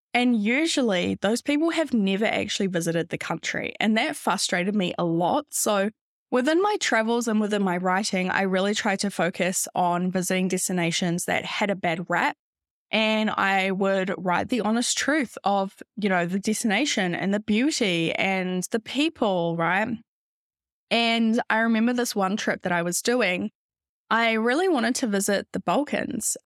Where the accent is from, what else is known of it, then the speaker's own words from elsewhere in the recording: New Zealand; moved away as an adult; also born or lived in London, United Kingdom; I'm originally from New Zealand